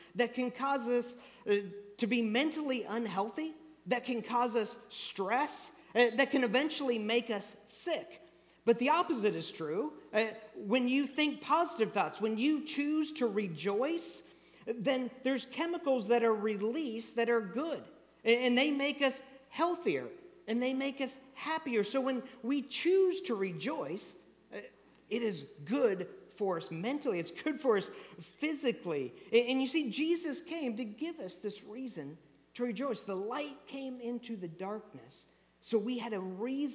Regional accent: Kansas, United States; moved away; I grew up in Kansas, already mentioned that, and so when I grew up, we experienced tornadoes a lot.

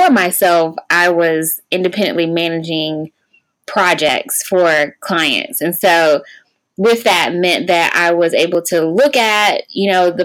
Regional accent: Raleigh, North Carolina, United States; also born or lived in Atlanta, Georgia; I was actually born and raised in Raleigh

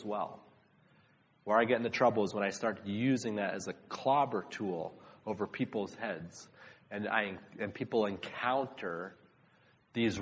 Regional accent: Massachusetts, United States; I was an outsider because I was from Massachusetts

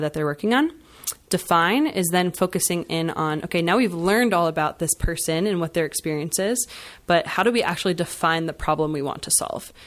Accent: Schnecksville, Pennsylvania, United States; I, um, am from the Lehigh Valley originally. I grew up in Schnexville

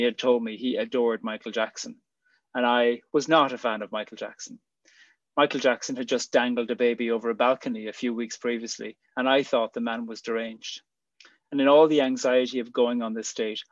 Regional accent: Ireland; moved away as an adult; also born or lived in Switzerland / Australia; I'd be back in Ireland. When I'd left 5 years earlier, I always imagined I'd never live in Ireland again. I did love coming home for visits

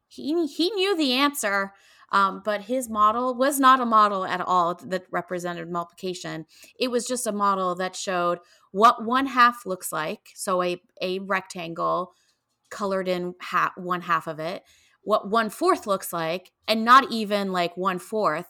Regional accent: Canada; moved away; I grew up in Canada

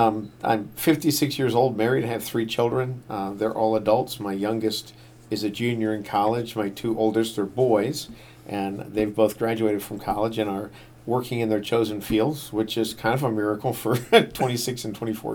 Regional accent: Washington, District of Columbia, United States; born there; Lived in a lot of different places around the eastern part of the United States. I was born in Washington, D.C.

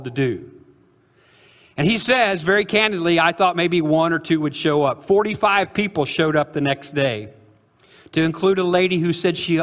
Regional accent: Illinois, United States; I'm from Illinois

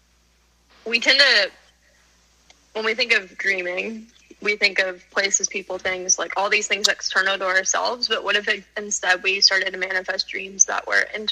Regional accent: Outer Banks, North Carolina, United States; moved away as an adult; also born or lived in Tallahassee

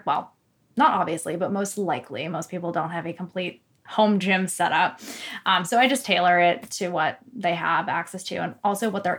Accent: Newmarket, New Hampshire, United States; There's like four gyms up north, whereas, you know, I'm from Newmarket where there's four gyms in every town.

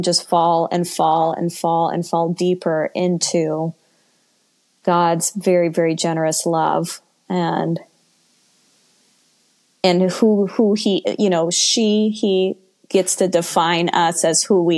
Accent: United States; former evangelical American Christian

